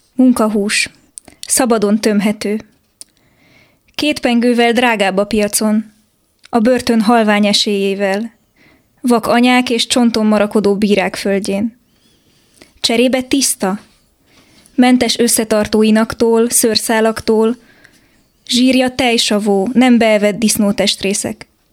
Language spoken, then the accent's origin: Hungarian; Transylvania, Romania; Erdélyben nőttem fel